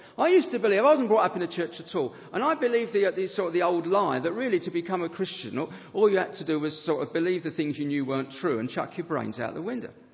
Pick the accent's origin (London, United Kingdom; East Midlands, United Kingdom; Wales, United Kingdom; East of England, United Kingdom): London, United Kingdom; Harrow; a self centered consumer from Harrow